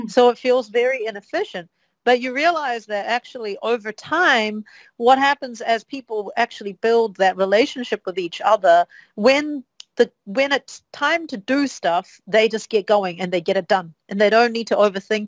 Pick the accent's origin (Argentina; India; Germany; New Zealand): New Zealand; moved away as an adult; now in Shanghai, China; I come from New Zealand. New Zealand has, I think, now 5 million people. 4 million was the number when I was a kid